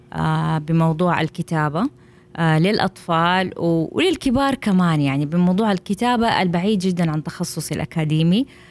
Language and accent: Arabic; Jeddah, Makkah Province, Saudi Arabia; عندنا في السعوديه في جده